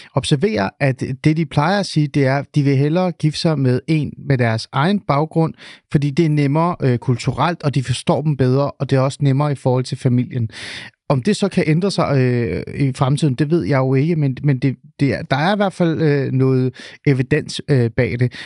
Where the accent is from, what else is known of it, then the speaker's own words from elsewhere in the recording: Denmark; also born or lived in Svendborg / Helsingør; Svendborg og Helsingør, der hvor jeg er vokset op